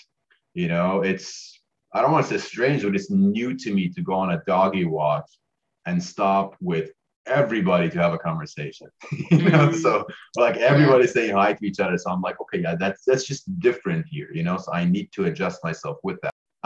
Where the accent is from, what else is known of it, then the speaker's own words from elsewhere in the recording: Iran; also born or lived in Canada / United States; now in New Zealand; I was born in Iran. So worked, you know, grew up in a third world country, very family oriented, more family than outsiders.